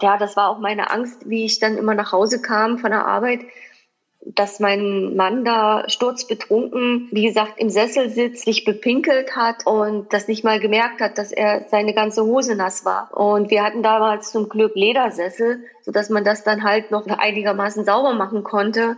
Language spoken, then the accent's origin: German; East Germany, Germany; wir sind halt in der DDR groß geworden